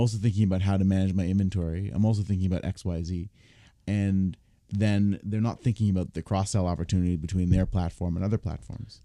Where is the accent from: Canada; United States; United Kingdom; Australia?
Canada; Toronto, Ontario; I was, I was born and raised here, but the child of immigrants